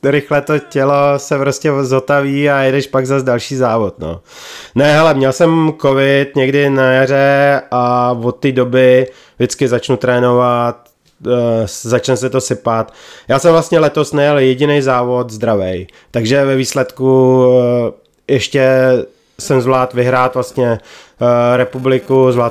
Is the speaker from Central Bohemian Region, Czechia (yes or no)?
yes; Krnsko, Central Bohemian Region, Czechia; No, já jsem původem z Krnska.